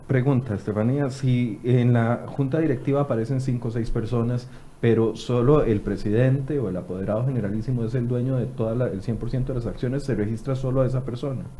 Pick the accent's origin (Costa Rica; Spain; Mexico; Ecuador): Costa Rica; los ticos somos como somos